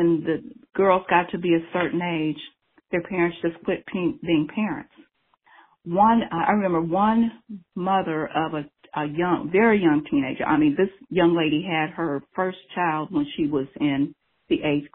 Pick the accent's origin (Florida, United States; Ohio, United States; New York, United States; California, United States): Ohio, United States; Cincinnati; also born or lived in Lincoln Heights, Ohio / Evanston, Cincinnati; I was born in Lincoln Heights, and then my parents bought our first house, and we moved to Evanston, and then we moved to Avondale. So that's where I grew up